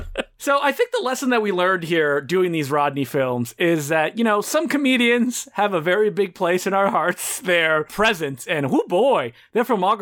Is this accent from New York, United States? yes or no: no; Charlotte, North Carolina, United States; I was going through some old newspapers from my hometown of Charlotte, North Carolina